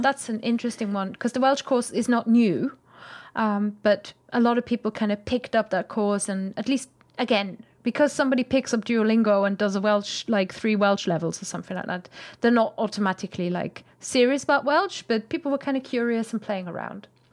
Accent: Germany; moved away; I'm from Germany.

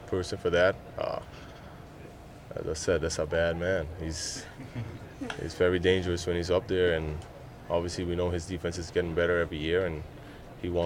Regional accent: Aruba; moved away; I'm from Aruba

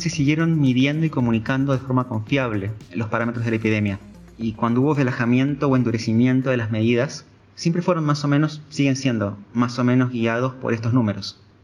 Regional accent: Argentina

